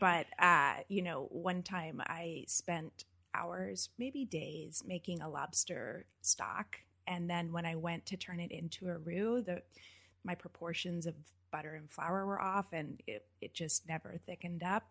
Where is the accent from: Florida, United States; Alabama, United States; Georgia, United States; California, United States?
California, United States; Napa Valley; I'm from Napa Valley